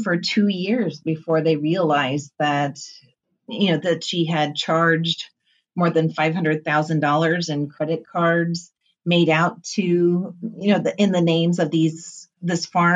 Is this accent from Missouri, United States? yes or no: yes; New Haven, Missouri, United States; moved away; there aren't very many trucking companies in New Haven, Missouri, you know, and this is my hometown